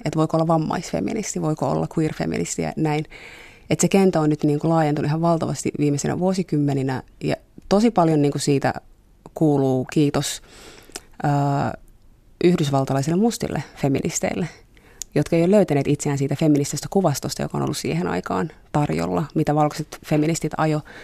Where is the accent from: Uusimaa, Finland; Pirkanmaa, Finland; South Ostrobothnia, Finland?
Pirkanmaa, Finland; Tampere; now in Helsinki, Finland; mä oon kasvanut Tampereella